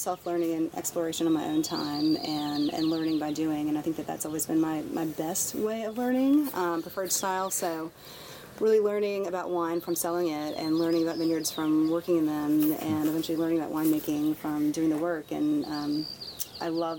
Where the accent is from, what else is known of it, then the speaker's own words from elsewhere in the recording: Mississippi, United States; now in Oregon, United States; I grew up in Mississippi in a very small town